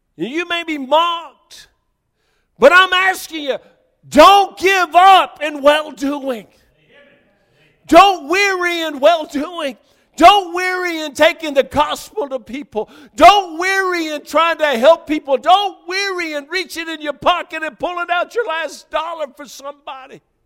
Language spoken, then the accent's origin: English; the South, United States; moved away; I was from the South